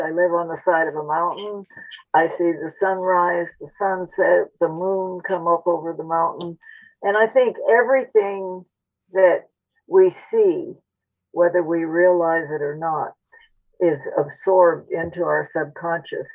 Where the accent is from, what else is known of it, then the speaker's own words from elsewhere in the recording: Phoenix, Arizona, United States; also born or lived in Spain; when I was growing up in Phoenix